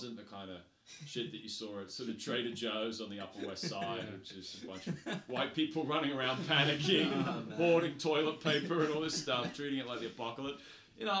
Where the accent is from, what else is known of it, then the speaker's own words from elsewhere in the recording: Sydney, New South Wales, Australia; also born or lived in New Zealand; I grew up in Sydney